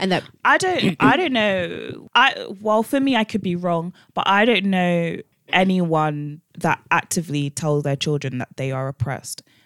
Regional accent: London, United Kingdom; we grew up one in West London and two in a black school

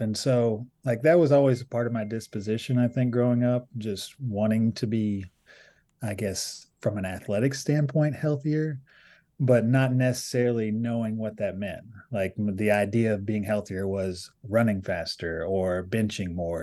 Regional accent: Appalachia, United States; a lot of us identify as Appalachian

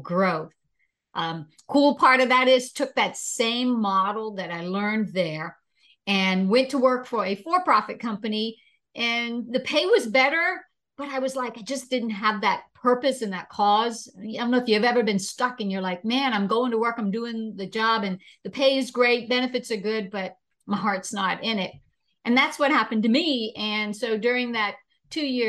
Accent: Bahamas; now in United States; born and raised in the islands of the Bahamas

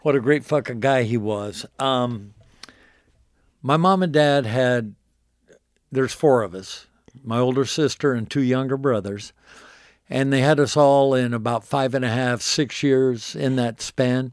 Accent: Wichita, Kansas, United States; now in Nashville, United States; I grew up in Wichita, Kansas

